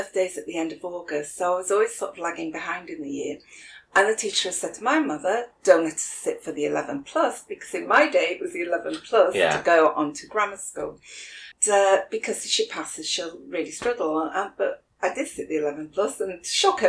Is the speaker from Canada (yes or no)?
no; Sheffield, Yorkshire and the Humber, United Kingdom; Oh, crikey, back then, I had a very working class upbringing, but my family were all entrepreneurs.